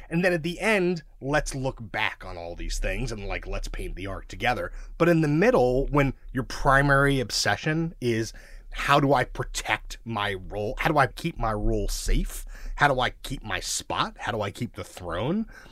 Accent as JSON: {"language": "English", "town": "New York City", "region": "New York", "country": "United States", "tie": "born or raised there", "also_born_or_lived": "Mill Basin, Brooklyn", "said": "I grew up in Sheepshead Bay, which is outer Brooklyn"}